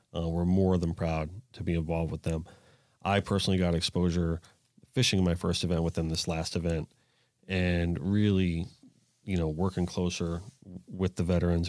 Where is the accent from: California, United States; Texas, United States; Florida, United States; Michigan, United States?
Florida, United States; South; growing up in South Florida